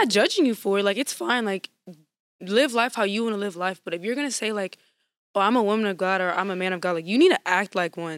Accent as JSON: {"language": "English", "town": "Lafayette", "region": "Louisiana", "country": "United States", "said": "I'm from Lafayette, Louisiana"}